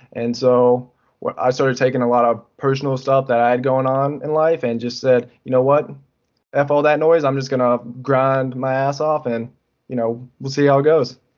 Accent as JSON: {"language": "English", "region": "North Carolina", "country": "United States", "said": "I'm from North Carolina"}